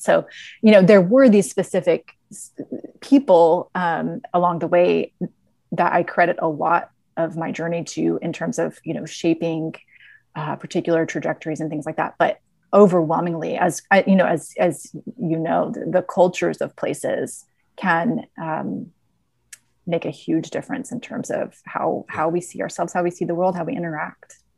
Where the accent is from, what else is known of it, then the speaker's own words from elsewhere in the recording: the South, United States; I was a very curious, very um, deep thinking um, little girl growing up in the South